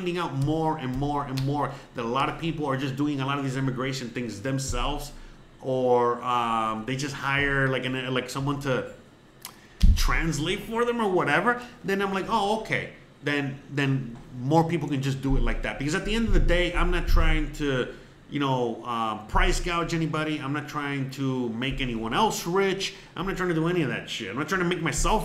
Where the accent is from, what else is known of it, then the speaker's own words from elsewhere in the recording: Miami, Florida, United States; moved away as an adult; now in Mérida, Mexico; Yes, I'm from Miami. Originally from Miami-Dade County, 305.